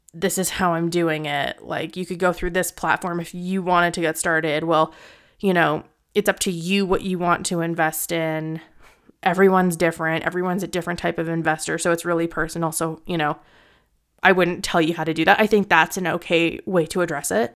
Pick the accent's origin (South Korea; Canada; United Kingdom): Canada; Edmonton, Alberta; moved away; I was originally from Edmonton